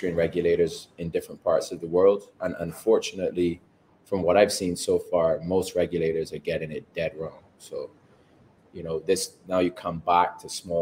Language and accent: English; Barbados; also born or lived in England / Canada; I was born in England, but raised in Barbados.